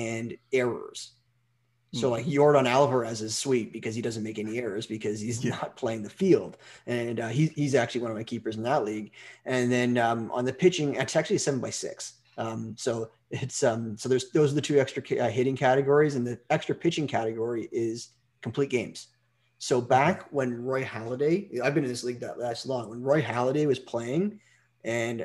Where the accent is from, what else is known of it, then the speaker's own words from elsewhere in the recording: Canada; I'm from Canada